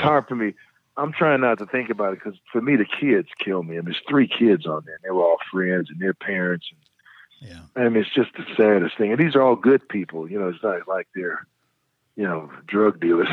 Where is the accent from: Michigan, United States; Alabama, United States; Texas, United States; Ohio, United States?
Michigan, United States; Detroit; I grew up in Detroit